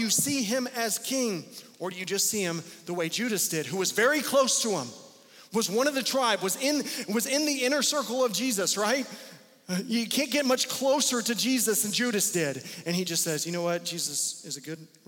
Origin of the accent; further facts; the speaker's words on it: Wichita, Kansas, United States; American, we're Wichitans